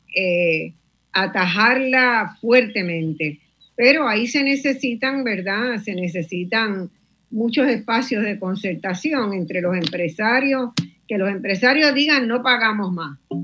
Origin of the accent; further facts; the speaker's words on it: Puerto Rico; desde Puerto Rico